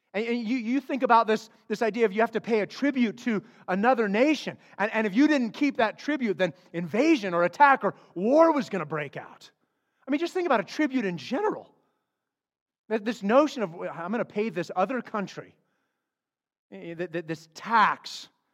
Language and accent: English; Flagstaff, Arizona, United States; I grew up in Flagstaff, Arizona.